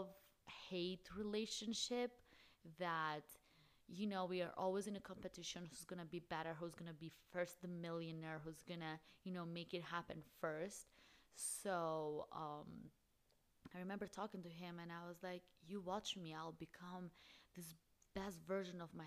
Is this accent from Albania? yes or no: yes; Albania; moved away as an adult; now in Phoenix, United States; I'm originally from Albania. I have been in the States for the last 6 years. I currently live in Phoenix, Arizona.